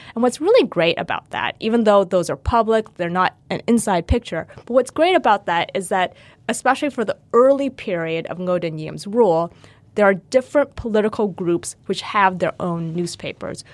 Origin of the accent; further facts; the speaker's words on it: United States; I grew up Vietnamese American in the United States